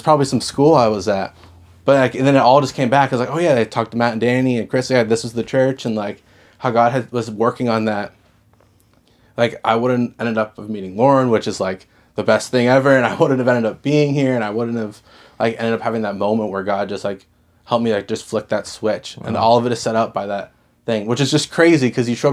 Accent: Dartmouth, Nova Scotia, Canada; moved away as an adult; also born or lived in Halifax; now in Moncton, Canada; I grew up in Dartmouth. I lived in Halifax my whole life in the area

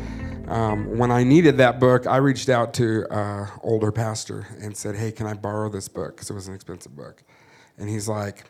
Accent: Grand Junction, Colorado, United States; moved away as an adult; also born or lived in Medellin, Colombia; now in Bogota, Colombia; We are from Grand Junction, Colorado, folks. We are not city

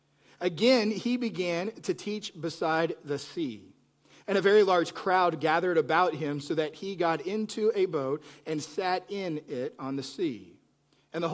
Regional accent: Plainview, Texas, United States; moved away; I grew up in Plainview, Texas.

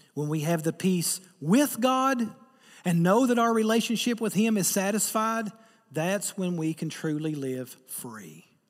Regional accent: Eastern Kentucky, United States; I'm from Eastern Kentucky

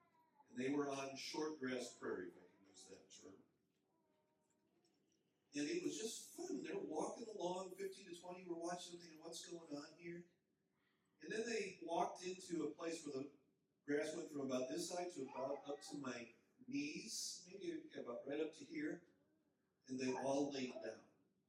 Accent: Minnesota, United States; I'm from Minnesota. I still can't get my accent right.

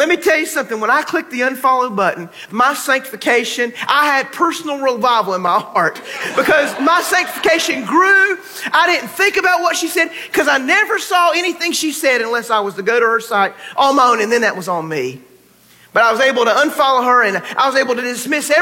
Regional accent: North Carolina, United States; now in Texas, United States; when I was growing up in North Carolina

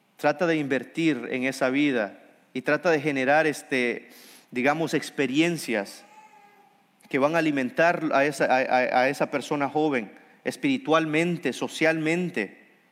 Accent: Honduras; soy hondureño

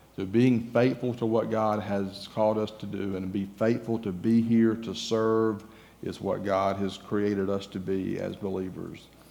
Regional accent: Georgia, United States; moved away as an adult; also born or lived in Florida; now in Texas, United States; I'm from Georgia, if you haven't figured out, I'm, my accent may give me away a little bit. But I'm from Georgia

